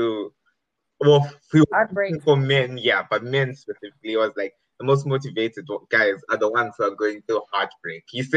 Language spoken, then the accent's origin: English; Zimbabwe; now in United Kingdom; I'm currently in the UK and I'm from Zimbabwe